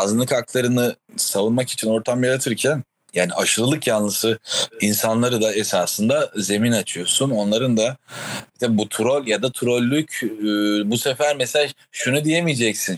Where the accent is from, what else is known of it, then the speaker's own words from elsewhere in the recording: Rize Province, Turkey; burada büyümenin getirdiği